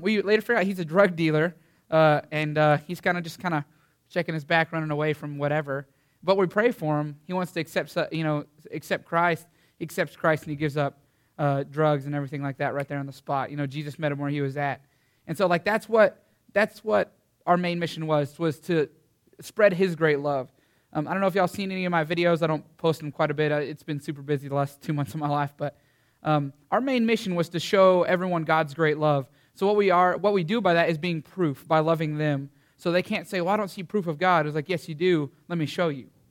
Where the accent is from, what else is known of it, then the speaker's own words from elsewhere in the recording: Canyon, Texas, United States; I'm from Canyon, Texas